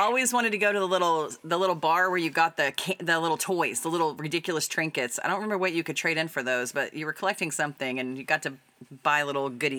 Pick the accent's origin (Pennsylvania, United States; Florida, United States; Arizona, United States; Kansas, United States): Kansas, United States; Coffeyville; When I was a kid, I grew up in Coffeyville, Kansas.